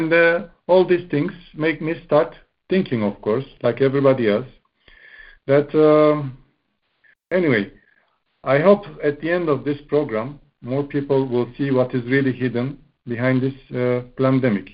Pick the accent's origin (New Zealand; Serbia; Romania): Romania; Bucharest; English is a second language; I'm from Bucharest, Romania